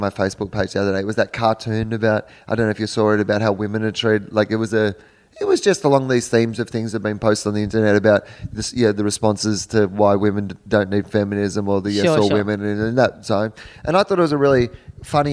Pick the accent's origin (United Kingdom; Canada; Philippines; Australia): Australia; I'm 40 years old and because I'm an Australian